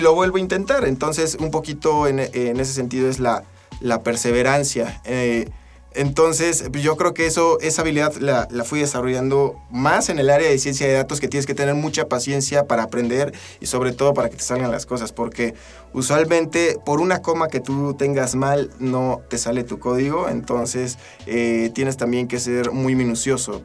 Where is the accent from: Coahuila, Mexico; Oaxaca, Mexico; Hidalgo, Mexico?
Hidalgo, Mexico; Tula de Allende; also born or lived in State of Mexico; now in Aguascalientes, Mexico; Yo soy eh, originario de Hidalgo. yo nací en, Tula, de, Tula de Allende, Hidalgo.